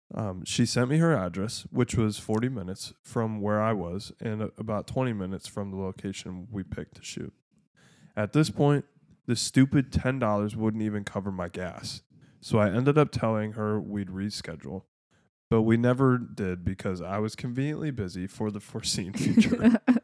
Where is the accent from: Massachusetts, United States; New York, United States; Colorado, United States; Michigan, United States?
Michigan, United States; we're from Michigan